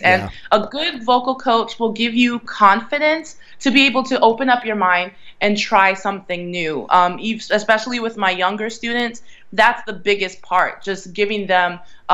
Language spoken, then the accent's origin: English; Philadelphia area, Pennsylvania, United States; also born or lived in Reading, Pennsylvania / Allentown, Pennsylvania / Collegeville, Pennsylvania / Virginia; I was raised in various parts of Pennsylvania. Like, I was born in Reading, and I lived in Allentown and Collegeville. I briefly lived in Virginia for a few years, but around the Philadelphia area, definitely.